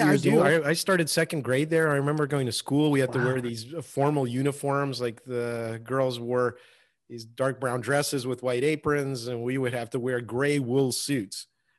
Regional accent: United States; And that 5-minute collect call is why I'm an American and not a Canadian.

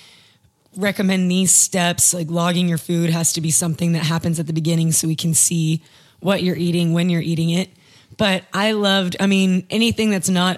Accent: Texas, United States; moved away as an adult; now in Los Angeles, United States; we grew up in Texas

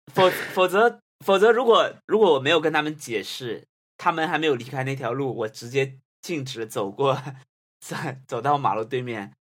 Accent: Guangdong, China; 我小时候生活在广东的一个小镇上

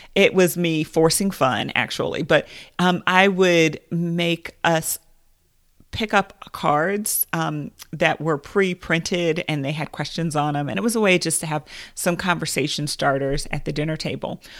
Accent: United States; as a Black woman in America

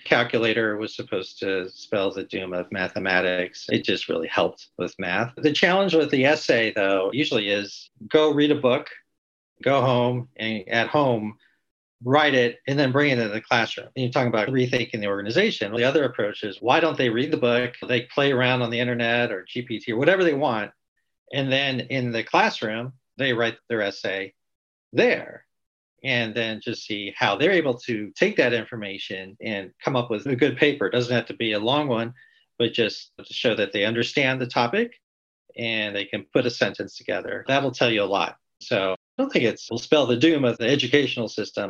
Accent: Pasadena, California, United States; I grew up in Southern California around the Pasadena area

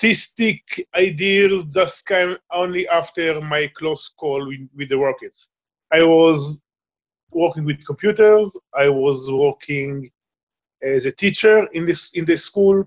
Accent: moshav near Ramle, Central District, Israel; moved away as an adult; now in Moshav Yated, Israel; I was born in the middle of Israel, in a moshav, it's called Tal Menashe. It's very next to Ramle, or between Ramle and Tel Aviv.

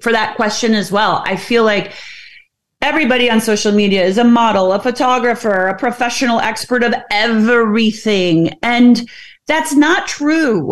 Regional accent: Midwest, United States; I am from the Midwest

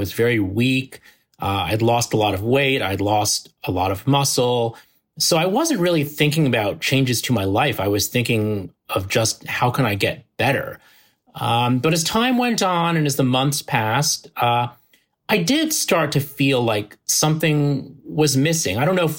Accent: New Jersey, United States; We grew up in the New Jersey suburbs. Our parents live there.

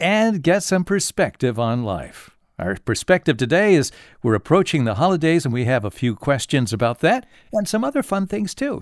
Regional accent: Wooster, Ohio, United States; I was born in Worcester, Ohio, which supposedly was the site of the first lighted Christmas tree in the United States

